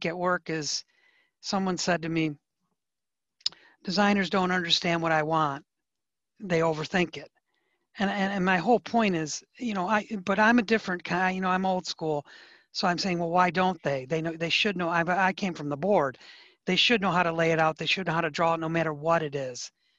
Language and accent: English; Detroit, Michigan, United States; I'm from Detroit